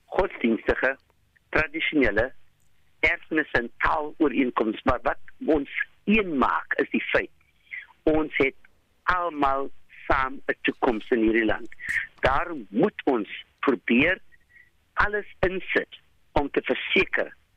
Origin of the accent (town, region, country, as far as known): South Africa